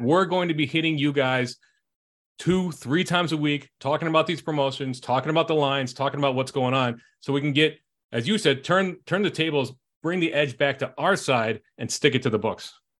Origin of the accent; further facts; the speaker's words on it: Chicago, Illinois, United States; my hometown, the Chicago Bears